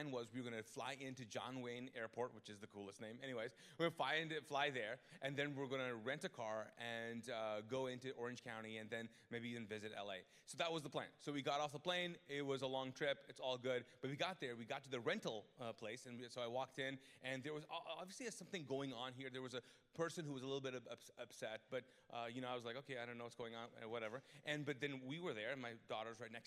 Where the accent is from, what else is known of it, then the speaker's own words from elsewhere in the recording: Pakistan; now in Charlotte, United States; I'm Pakistani